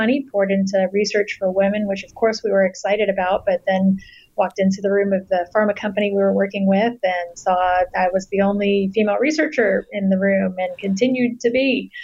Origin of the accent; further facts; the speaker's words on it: Southeast Texas, United States; I was raised in Southeast Texas in a pretty conservative family